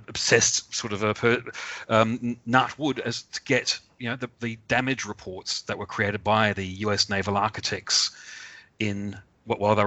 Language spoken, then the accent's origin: English; Australia; I, as an Australian, was raised